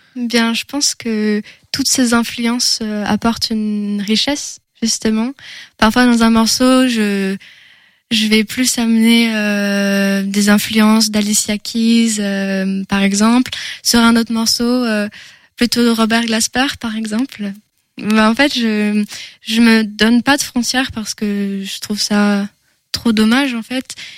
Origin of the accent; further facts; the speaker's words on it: Angers, Pays de la Loire, France; first language French; je suis une angevine déjà. Je peux, je peux commencer par là. Je suis née à Angers. J'ai grandi dans une famille de musiciens.